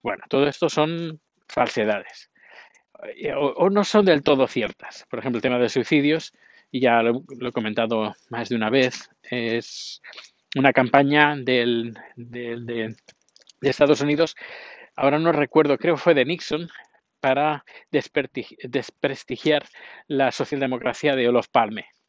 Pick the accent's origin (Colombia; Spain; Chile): Spain; moved away as an adult; now in Sweden; yo no soy del país donde he nacido, yo soy del país donde estoy viviendo. Ahora soy sueco, pero no quiere decir que a lo mejor dentro de un tiempo eh, vuelva a España